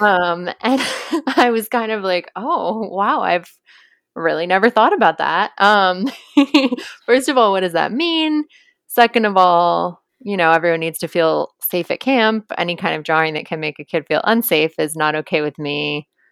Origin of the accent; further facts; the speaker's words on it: Cambridge, Massachusetts, United States; I'm from Cambridge, Mass.